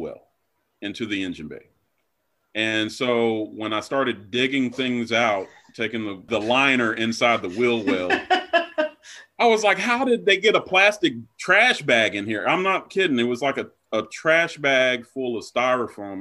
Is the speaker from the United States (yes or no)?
yes; Black Mountain, North Carolina, United States; I'm from Western North Carolina in a little town called Black Mountain, which is a suburb of Asheville